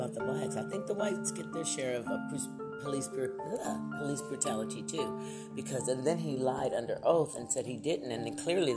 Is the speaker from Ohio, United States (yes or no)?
yes; Lorain, Ohio, United States; moved away; my own hometown in Ohio, Lorain, Ohio